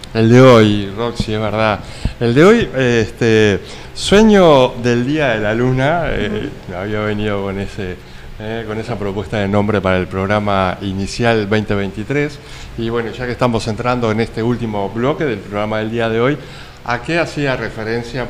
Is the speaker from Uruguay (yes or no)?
yes; Uruguay; soy uruguayo